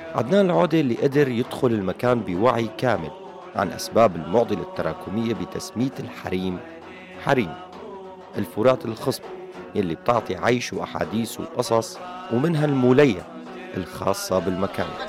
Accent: Syria; أغلبنا نحن كسوريين

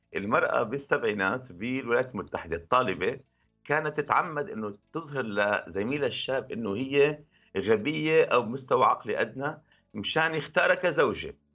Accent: Syria; نحن بالشتات موجودين كسوريين

